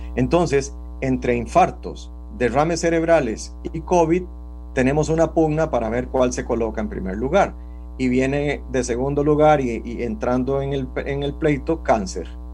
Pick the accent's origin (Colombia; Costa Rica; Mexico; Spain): Costa Rica; así somos los costarricenses